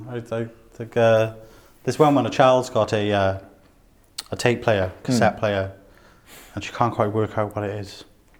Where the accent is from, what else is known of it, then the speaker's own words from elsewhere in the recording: South Wales, United Kingdom; Me being a person from South Wales